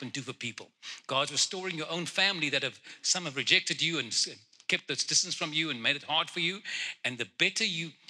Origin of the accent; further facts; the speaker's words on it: Cape Town, Western Cape, South Africa; first language Afrikaans; English is a second language; moved away; I was born in Cape Town